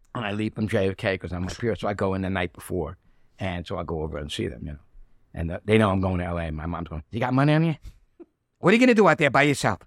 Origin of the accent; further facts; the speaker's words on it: New York City, New York, United States; also born or lived in Bensonhurst, Brooklyn; it was Red Hook, you know, or South Brooklyn when I grew up